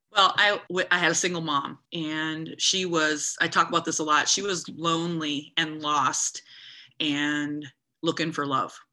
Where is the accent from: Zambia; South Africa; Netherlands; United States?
United States; I'm an American girl.